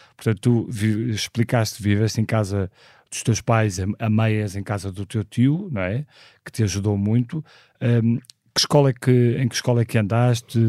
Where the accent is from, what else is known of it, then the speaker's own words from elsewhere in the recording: Porto, Norte, Portugal; nasci no Porto em 1976